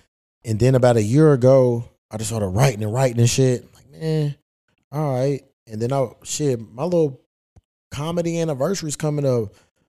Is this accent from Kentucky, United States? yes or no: yes; Kentucky, United States; I'm from Kentucky. You know, that's my shit.